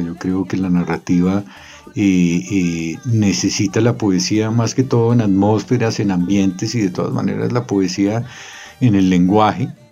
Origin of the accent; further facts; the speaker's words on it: Bogotá, Colombia; also born or lived in Cartagena / Chocó; nací en Cartagena, criado en Bogotá